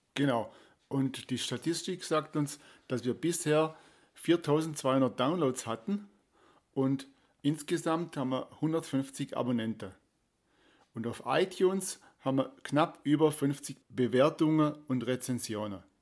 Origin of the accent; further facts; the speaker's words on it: Danube Valley near Beuron, Baden-Württemberg, Germany; moved away; im Donautal in meiner alten Heimat ums Eck am Knopfmacherfelsen und am Kloster Beuron